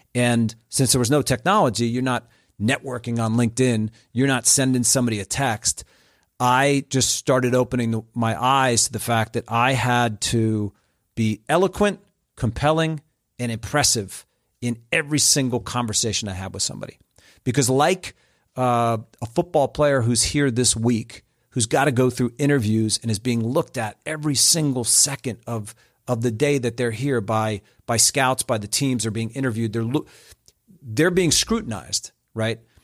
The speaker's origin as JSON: {"language": "English", "region": "New Jersey", "country": "United States", "tie": "born or raised there", "also_born_or_lived": "Springfield, Ohio", "moved": "yes", "lives_now": "Atlanta, United States", "said": "I grew up in Central Jersey, which is kind of like its own deal."}